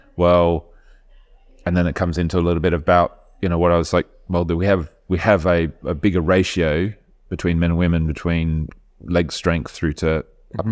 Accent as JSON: {"language": "English", "town": "Adelaide", "region": "South Australia", "country": "Australia", "tie": "born or raised there", "moved": "as an adult", "lives_now": "United Kingdom", "said": "I grew up in Adelaide"}